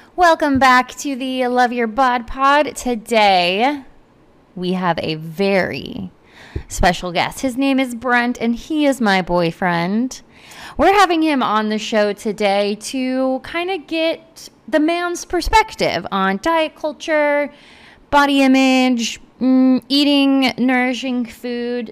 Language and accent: English; United States; I grew up in America